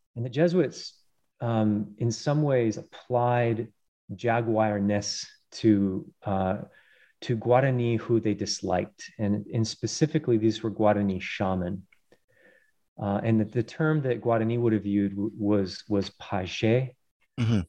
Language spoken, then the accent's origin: English; Colorado, United States; I grew up in uh, mainly in Colorado uh, on the plains and then spending lots of time in the Rockies